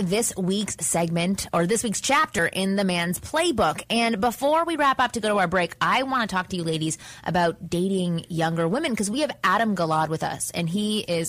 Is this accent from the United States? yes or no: no; Canada; I'm from Canada, so you can be younger and drink